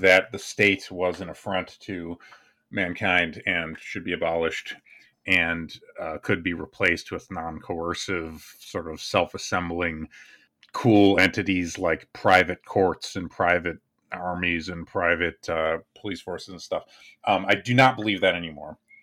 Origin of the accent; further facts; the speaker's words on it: United States; I'm American